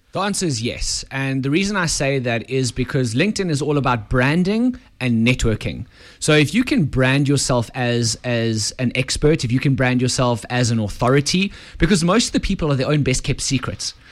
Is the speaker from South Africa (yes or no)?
yes; South Africa; We are South African